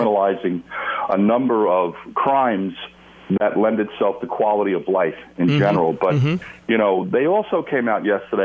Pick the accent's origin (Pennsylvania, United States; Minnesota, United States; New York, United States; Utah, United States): New York, United States; New York City; growing up in the United States and in New York City, where I'm born and raised and educated